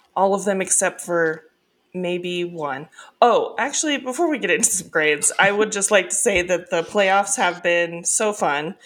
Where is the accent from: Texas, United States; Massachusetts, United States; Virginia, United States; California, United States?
California, United States; Northern; I'm from Northern California